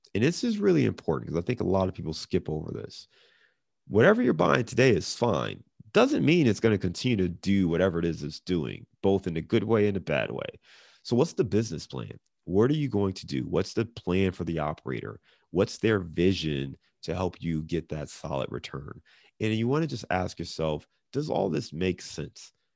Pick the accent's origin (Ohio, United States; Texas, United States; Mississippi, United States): Ohio, United States; Cleveland; also born or lived in Detroit / Chicago; now in Cincinnati, United States; I'm born and raised in Cleveland. I live in Cincinnati. I've lived in Detroit, Chicago.